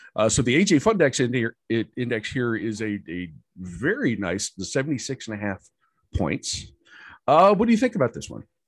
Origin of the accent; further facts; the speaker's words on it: Columbus, Ohio, United States; I grew up in Columbus. I'm playing for Upper Arlington